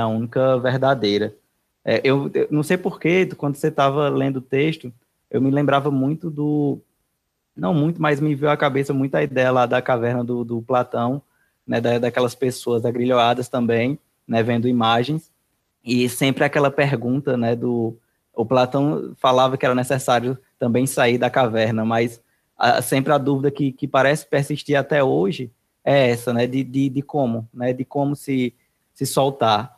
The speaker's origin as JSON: {"language": "Portuguese", "town": "Juazeiro do Norte", "region": "Ceará", "country": "Brazil", "said": "eu sou de Juazeiro do Norte"}